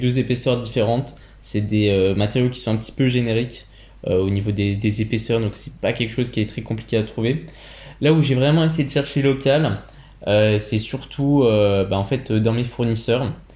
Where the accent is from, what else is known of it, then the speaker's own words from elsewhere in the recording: Burgundy, Bourgogne-Franche-Comté, France; je viens de Bourgogne